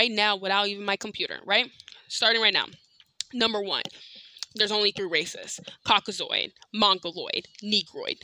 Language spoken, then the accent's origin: English; United States; because I was born in America, I'm American